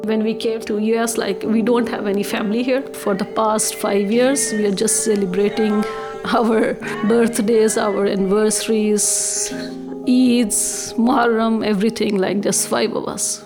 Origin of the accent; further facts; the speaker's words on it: Nepal; moved away as an adult; now in United States; I was born and raised in Nepal and went to college in the US